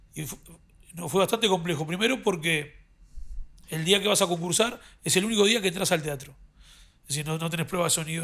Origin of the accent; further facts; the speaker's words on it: Uruguay; moved away as an adult; now in Madrid, Spain; somos uruguayos